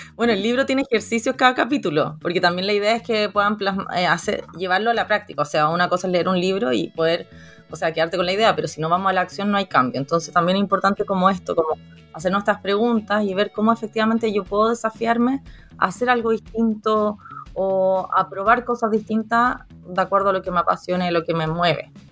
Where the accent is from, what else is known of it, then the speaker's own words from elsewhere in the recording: Chile; also born or lived in Viña del Mar; soy de Chile, vivo en Viña del Mar